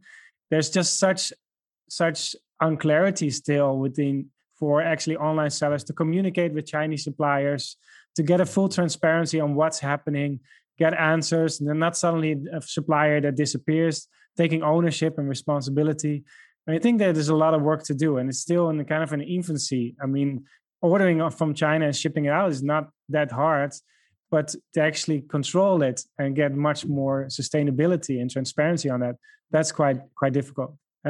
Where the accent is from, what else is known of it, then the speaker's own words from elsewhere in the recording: Netherlands; first language Dutch; English is a second language; We have speakers that speak besides myself. I'm originally from the Netherlands. So I speak Dutch.